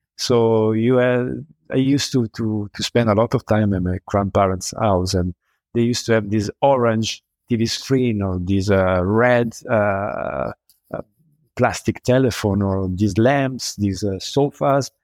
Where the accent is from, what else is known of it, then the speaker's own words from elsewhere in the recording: Milan, Lombardy, Italy; I'm from Milan